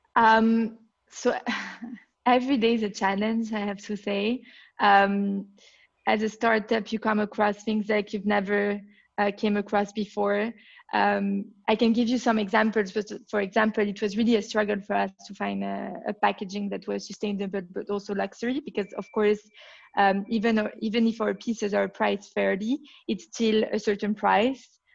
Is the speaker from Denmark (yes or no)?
no; Belgium; accent: French; English is a second language; now in London, United Kingdom; I come from Belgium, as you can tell from my accent, my French accent. I grew up uh, in Belgium